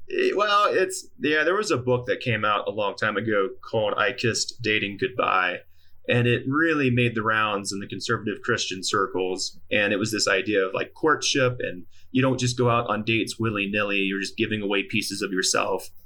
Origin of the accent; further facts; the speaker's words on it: Mississippi, United States; moved away as an adult; also born or lived in Salt Lake City, Utah; I'm from Mississippi, and so it wasn't Mormon young, but it was Mississippi young